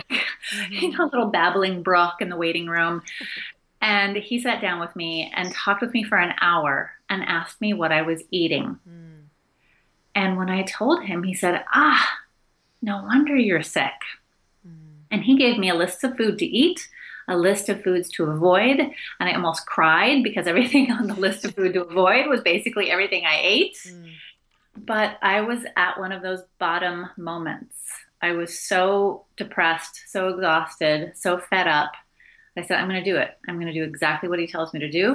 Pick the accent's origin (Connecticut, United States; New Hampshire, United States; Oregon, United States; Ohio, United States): Oregon, United States; outside of Portland; I grew up outside of Portland, Oregon